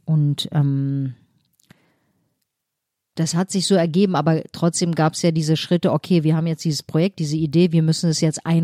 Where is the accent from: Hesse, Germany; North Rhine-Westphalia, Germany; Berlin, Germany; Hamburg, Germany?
Berlin, Germany; Äh, also war dogmatisch, fanatisch äh, als äh, Berlinerin